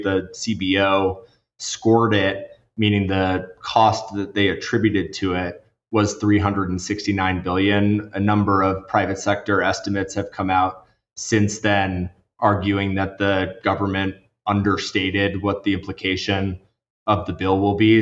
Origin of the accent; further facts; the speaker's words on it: Washington, District of Columbia, United States; I grew up in Washington, D.C.